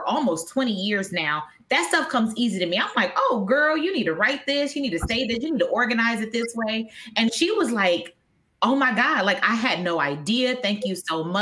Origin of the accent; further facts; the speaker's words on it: Wisconsin, United States; moved away; I'm originally from Wisconsin